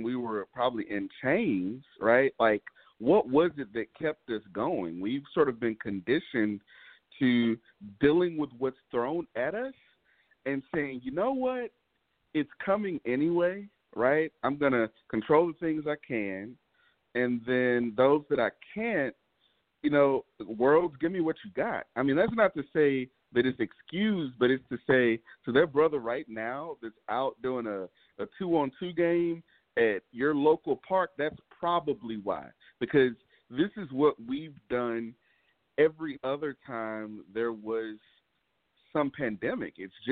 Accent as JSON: {"language": "English", "town": "Houston", "region": "Texas", "country": "United States", "tie": "born or raised there", "said": "born and raised here in Houston"}